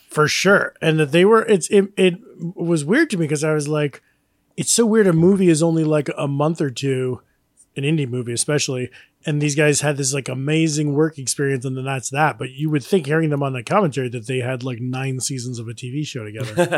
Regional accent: New York, United States; as a New Yorker

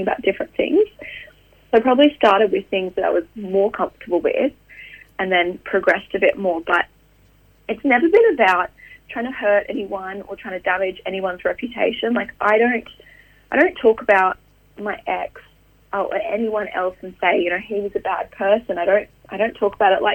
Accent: Queensland, Australia; moved away; also born or lived in Sydney / Austria / France / England; I grew up in Queensland

